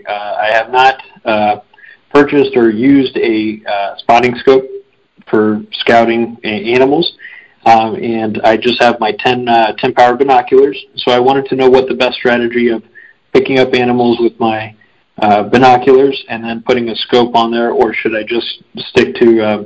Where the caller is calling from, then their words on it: Phoenix, Arizona, United States; I'm calling in from Phoenix, Arizona